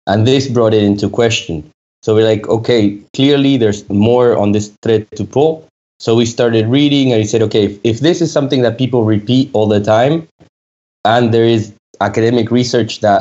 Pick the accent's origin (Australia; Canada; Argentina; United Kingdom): Argentina; moved away as an adult; also born or lived in France; I moved back to Argentina, where I'm originally from